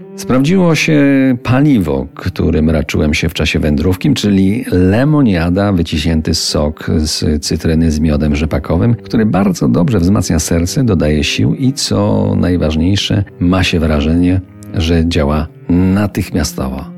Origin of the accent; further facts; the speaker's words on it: Żywiec Beskids, Silesian Voivodeship, Poland; mój ulubiony Beskid Żywiecki, który w wielu wymiarach pozostaje moją małą ojczyzną